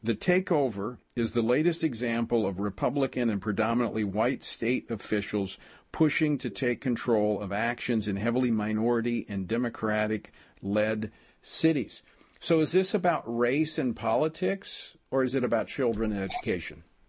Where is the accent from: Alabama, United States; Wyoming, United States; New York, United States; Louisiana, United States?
Louisiana, United States; moved away; my home state of Louisiana